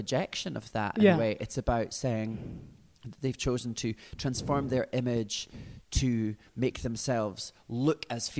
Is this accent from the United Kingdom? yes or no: yes; Glasgow, Scotland, United Kingdom; moved away as an adult; now in London, United Kingdom; I am indeed local from Glasgow. But living in London